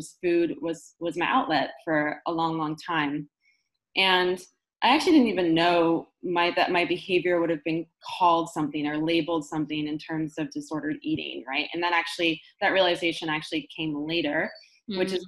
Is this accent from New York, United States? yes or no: no; Marin County, Bay Area, California, United States; I grew up in Marin County here in the Bay Area